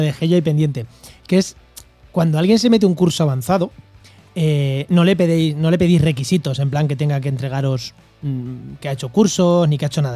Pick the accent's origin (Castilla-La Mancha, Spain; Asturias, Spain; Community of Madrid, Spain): Castilla-La Mancha, Spain; moved away; en mi pueblo el cordero tampoco es malo, ¿eh? En La Mancha el cordero tampoco es malo